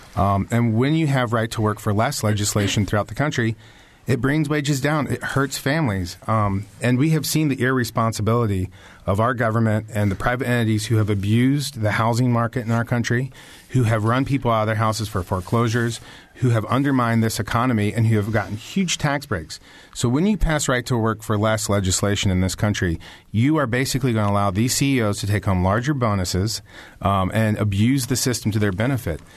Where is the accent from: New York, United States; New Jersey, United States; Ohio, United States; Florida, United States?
Ohio, United States; Springfield; I'm from Springfield, Ohio